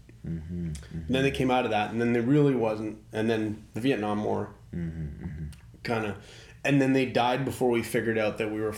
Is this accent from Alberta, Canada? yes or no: no; Port Hardy, British Columbia, Canada; moved away; where I grew up in Port Hardy